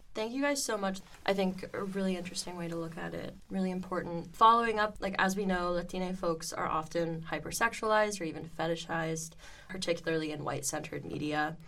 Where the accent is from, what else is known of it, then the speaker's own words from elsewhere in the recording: Miami, Florida, United States; I come from Miami, Florida